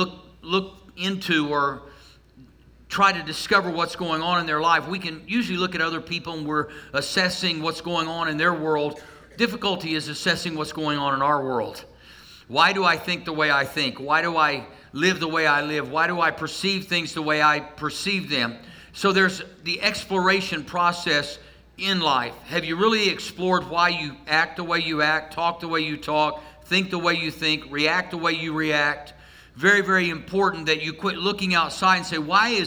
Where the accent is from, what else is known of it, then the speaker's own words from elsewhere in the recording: Tulsa, Oklahoma, United States; I grew up outside of Tulsa